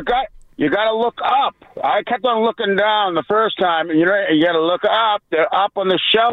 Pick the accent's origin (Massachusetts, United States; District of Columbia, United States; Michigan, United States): Massachusetts, United States; Boston; I'm from Boston, man.